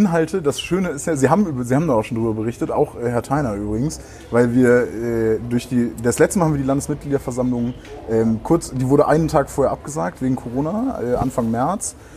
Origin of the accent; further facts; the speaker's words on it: Brühl, North Rhine-Westphalia, Germany; now in Bremen, Germany; ich komme ich komm ja nicht aus Bremen, sondern ich komme eigentlich aus dem Rheinland, in der Nähe von Köln, aus Brühl